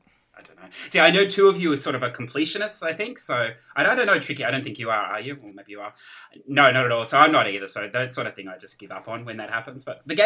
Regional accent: Australia; I'm from Australia, so a long way away from you guys.

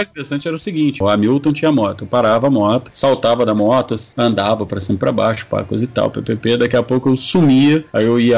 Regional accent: Rio de Janeiro, Brazil; Eu consegui convencer a Tijuca, no Rio de Janeiro, né? Que eu sou nascido e criado na Tijuca

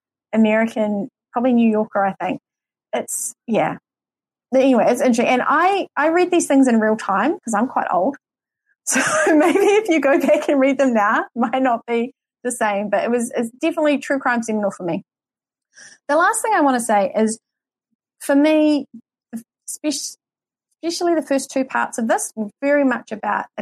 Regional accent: New Zealand; accent: New Zealand; my New Zealand accent

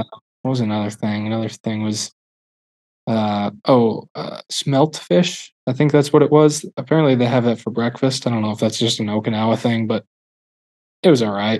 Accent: Milwaukee, Wisconsin, United States; I'm from Milwaukee area, so I was a Brewers fan

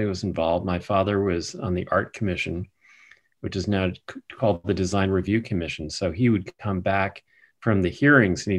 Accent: New York City, New York, United States; I grew up in New York City

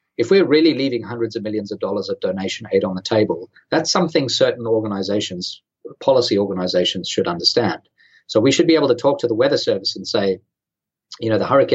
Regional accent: Sydney, New South Wales, Australia; I'm from Australia. I'm from Sydney.

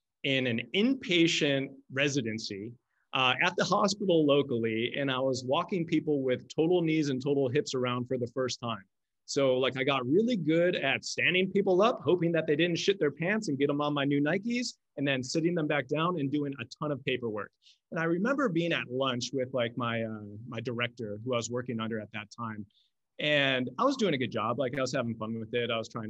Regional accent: Buffalo, New York, United States; moved away as an adult; also born or lived in Southern California; I'm from Buffalo, New York. I went to school in Buffalo, New York. I spent my first 23 years of my life in Buffalo.

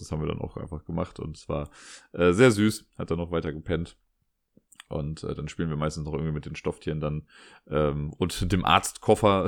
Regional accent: Cologne, North Rhine-Westphalia, Germany; meinte ich ja aus Köln

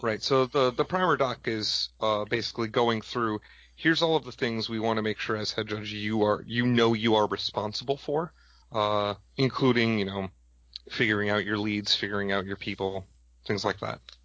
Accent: Madison, Wisconsin, United States; I'm from Madison, Wisconsin

